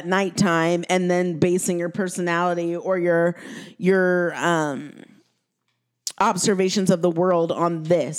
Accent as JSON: {"language": "English", "town": "Pasadena", "region": "California", "country": "United States", "tie": "born or raised there", "said": "growing up in Pasadena and being surrounded by wealth"}